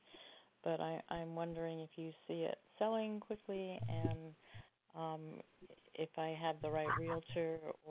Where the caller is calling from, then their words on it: Oregon, United States; I'm calling from Oregon.